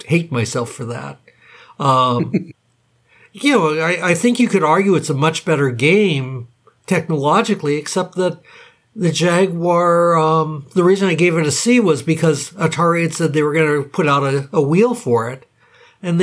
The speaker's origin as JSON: {"language": "English", "region": "Hawaii", "country": "United States", "tie": "born or raised there", "said": "I grew up in Hawaii."}